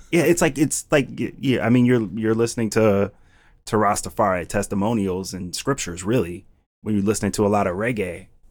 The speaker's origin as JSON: {"language": "English", "town": "Cleveland", "region": "Ohio", "country": "United States", "tie": "born or raised there", "also_born_or_lived": "Wisconsin", "moved": "as an adult", "lives_now": "Philadelphia, United States", "said": "born and raised in Cleveland, Ohio"}